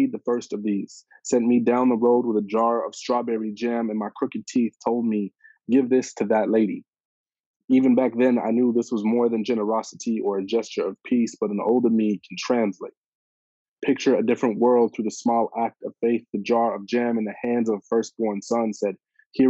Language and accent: English; Toronto, Ontario, Canada; the street I grew up on